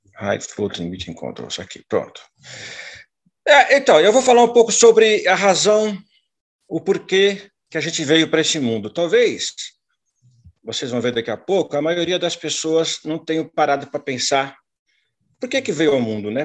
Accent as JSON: {"language": "Portuguese", "region": "São Paulo", "country": "Brazil", "tie": "born or raised there", "moved": "as an adult", "lives_now": "Londrina, Brazil", "said": "Eu sou paulistano da Gema"}